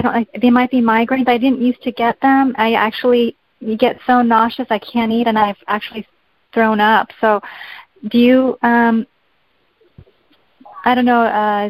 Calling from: Whittier, California, United States; I'm calling from, actually, Whittier, California.

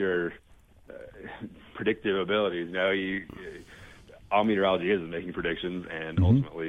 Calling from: Salt Lake City, Utah, United States; I am calling from Salt Lake City.

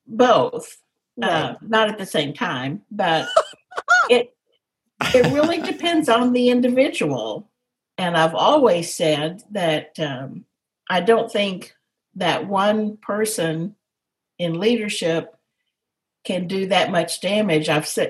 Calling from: Dallas, Texas, United States; From Dallas, Texas. So at home, just in the den.

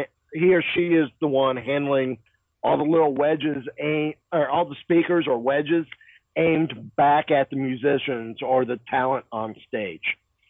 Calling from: Kissimmee, Florida, United States; I am calling from Kissimmee, Florida.

